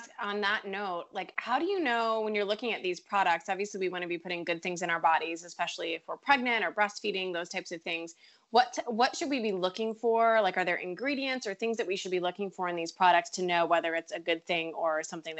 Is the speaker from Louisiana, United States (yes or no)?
no; Richmond, Virginia, United States; now in Asheville, United States; I'm from Virginia as well.